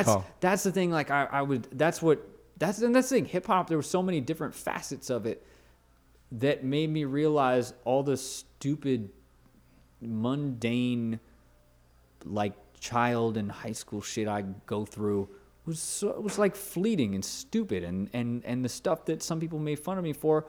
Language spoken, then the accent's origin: English; Los Angeles, California, United States; also born or lived in Woodland Hills; now in Brooklyn, United States; I grew up in the San Fernando Valley